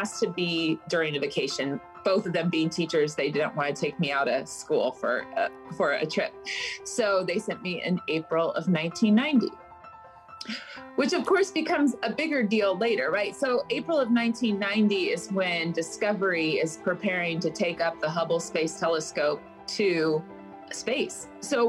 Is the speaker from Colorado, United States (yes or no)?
yes; Front Range of Colorado, United States; also born or lived in Loveland / Fort Collins; Mostly I grew up along the whole Front Range of Colorado. I was born in Colorado Springs, but moved progressively northwards from Loveland to Fort Collins